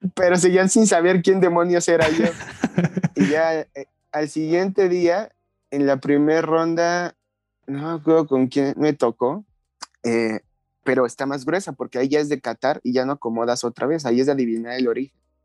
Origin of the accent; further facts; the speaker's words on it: Mexico; now in Mexico City, Mexico; yo no soy de aquí de la Ciudad de México, yo soy de un lugar entre Hidalgo y la Ciudad de México